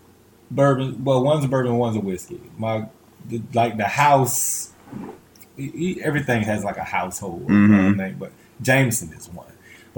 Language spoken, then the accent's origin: English; Tampa, Florida, United States; I grew up in East Tampa